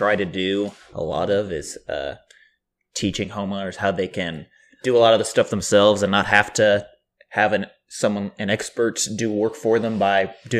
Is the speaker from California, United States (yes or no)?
yes; Sacramento, California, United States; born there; I was born in Sacramento.